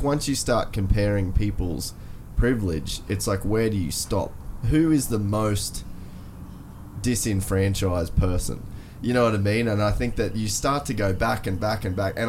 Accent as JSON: {"language": "English", "town": "Cairns", "region": "Queensland", "country": "Australia", "tie": "born or raised there", "said": "I'm an Australian. I was born in Cairns"}